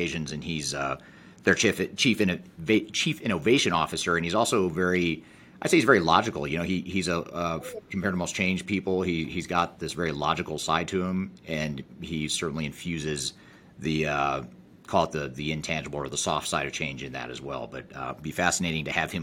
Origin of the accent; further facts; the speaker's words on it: Colorado, United States; You and I are both from Colorado